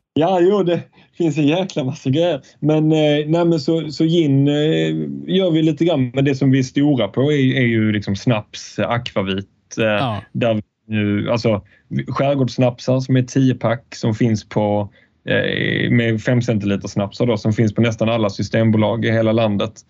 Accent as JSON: {"language": "Swedish", "town": "Falsterbo", "region": "Skåne", "country": "Sweden", "tie": "born or raised there", "said": "när jag är Falsterbo, där jag är uppvuxen."}